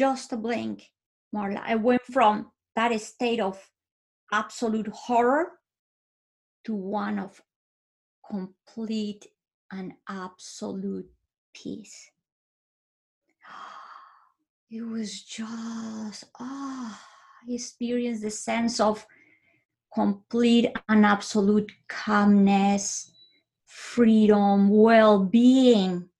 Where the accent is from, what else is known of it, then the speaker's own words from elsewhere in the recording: Bogota, Colombia; moved away; I was born in Bogota, Colombia. I lived with my parents and my sisters